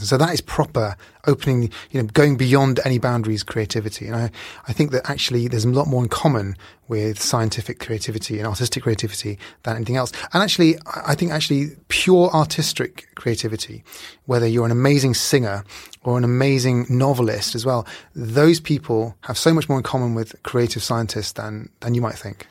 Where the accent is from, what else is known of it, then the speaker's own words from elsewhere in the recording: Bihar, India; I was born in India, Northeast India, in a state called Bihar